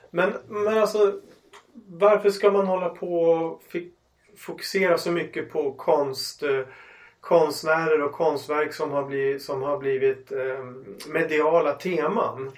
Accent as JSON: {"language": "Swedish", "town": "Umeå", "region": "Västerbotten County", "country": "Sweden", "tie": "born or raised there", "said": "Ålidhem mm. där jag växte upp"}